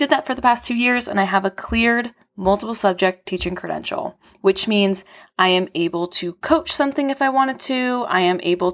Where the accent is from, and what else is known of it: California, United States; born or raised there